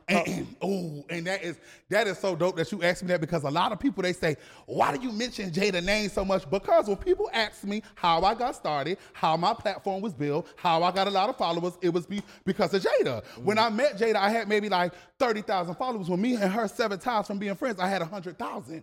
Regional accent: Savannah, Georgia, United States; I am from Savannah, Georgia

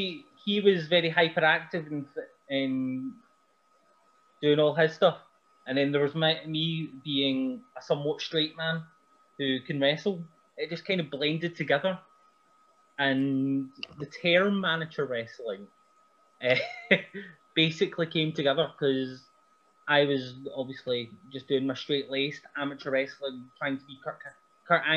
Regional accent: Helmsworth, Scotland, United Kingdom; I got to wrestle in my hometown

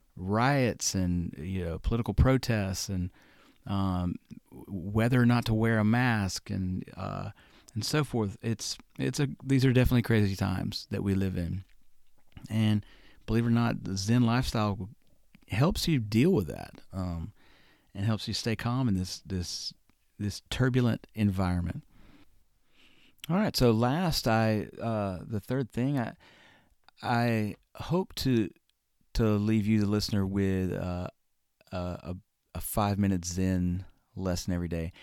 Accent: Birmingham, Alabama, United States; also born or lived in Florida / Syracuse, New York; I was born and raised in Birmingham, Alabama. You'll probably hear my accent come out from time to time

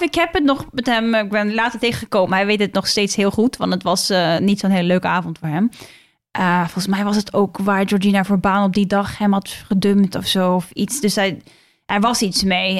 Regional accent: Norway; now in Netherlands; ik kom uit Noorwegen

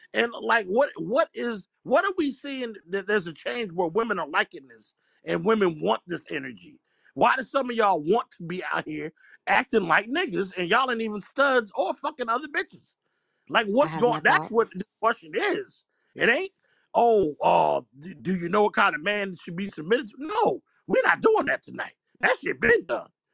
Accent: New Jersey, United States; I'm from Jersey

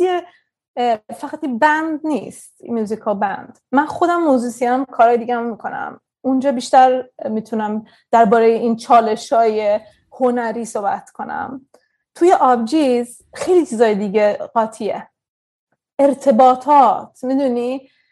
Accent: Sweden; also born or lived in Tehran, Iran / India; تو سوئد بزرگ شدم

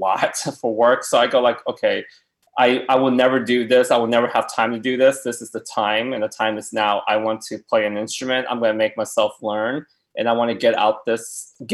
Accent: Tulsa, Oklahoma, United States; moved away as an adult; now in West Hollywood, United States; I grew up in Tulsa, Oklahoma, born, raised, lived there till I was 27

